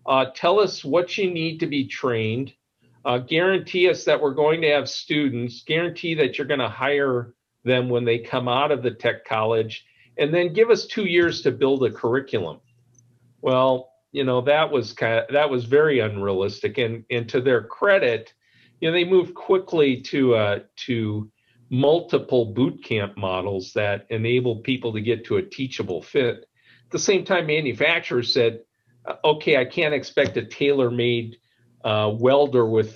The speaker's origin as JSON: {"language": "English", "town": "Madison", "region": "Wisconsin", "country": "United States", "tie": "born or raised there", "said": "where I grew up here in Madison"}